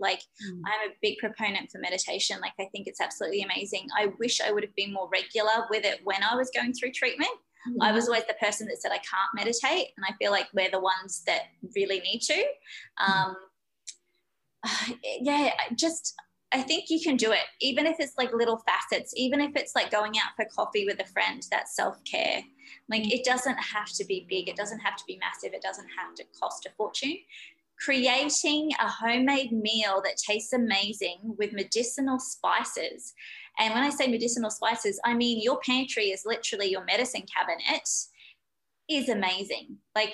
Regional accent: Australia; I'm very Aussie

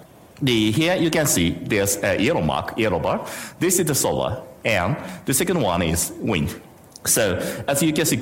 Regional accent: Japan; I'm coming from Japan

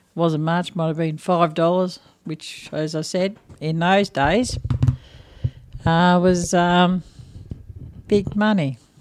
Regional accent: Echuca, Victoria, Australia; I was born in Ichuka

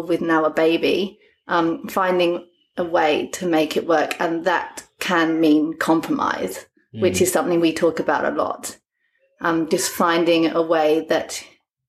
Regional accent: London, United Kingdom; moved away as an adult; now in South Coast, Australia; I come from London

